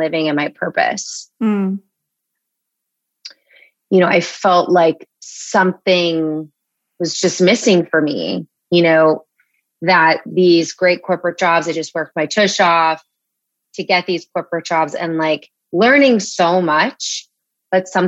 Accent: Los Angeles, California, United States; moved away; also born or lived in Chicago / New York; I'm from Los Angeles

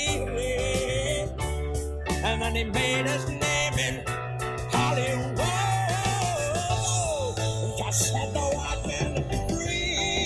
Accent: Baltimore, Maryland, United States; I'm from Baltimore, D.C. area

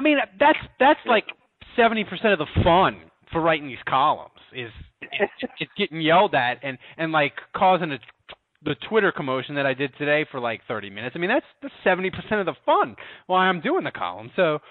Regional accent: Houston, Texas, United States; moved away; I'm a douchebag from Houston

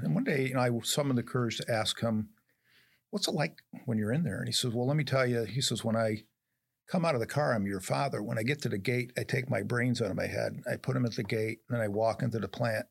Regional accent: upstate New York, United States; moved away; I'm an upstate New York kid, and if you listen to my accent, you don't hear any Southern accent to me

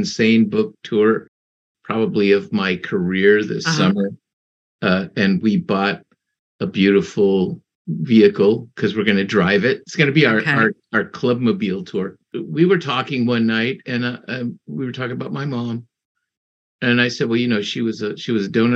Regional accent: Mexico; I was born in Mexico

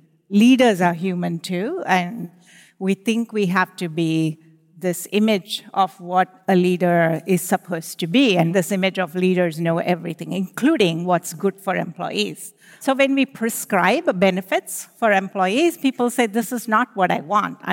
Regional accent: India; moved away as an adult; now in United States; I grew up in India. I started my career in the semiconductor industry, and I'm an engineer.

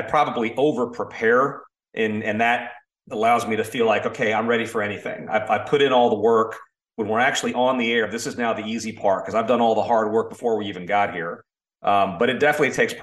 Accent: Orlando, Florida, United States; I grew up in Orlando, so we play year round

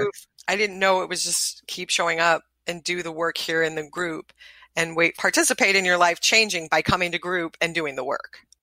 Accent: the South, United States; I'm from the South.

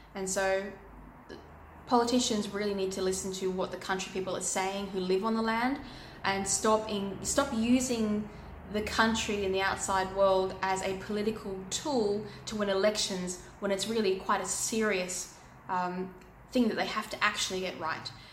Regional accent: Australia

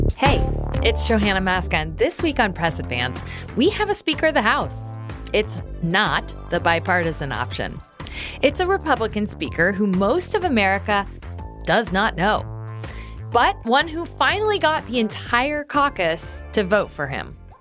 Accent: Galesburg, Illinois, United States; I grew up in Galesburg, Illinois

